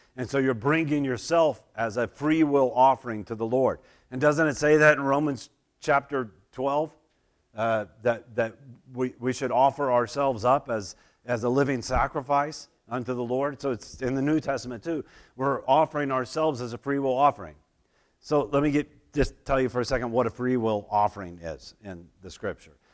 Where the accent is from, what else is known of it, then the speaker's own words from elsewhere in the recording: Oklahoma, United States; moved away; I grew up in Oklahoma